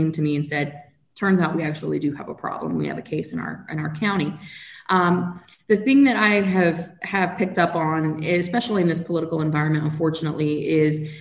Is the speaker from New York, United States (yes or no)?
no; Gainesville, Florida, United States; hometown of Gainesville